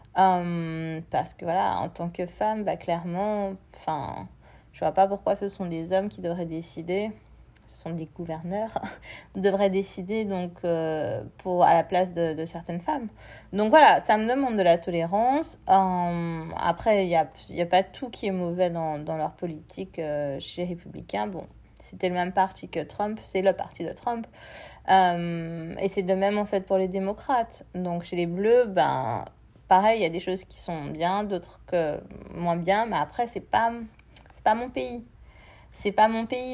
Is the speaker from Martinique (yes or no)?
yes; Martinique; moved away; chez moi en Martinique, je prends l'exemple de la Martinique, chez moi en Martinique